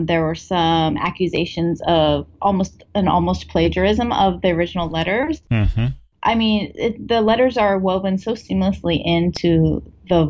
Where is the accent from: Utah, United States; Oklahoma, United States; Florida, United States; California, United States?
California, United States; I grew up in California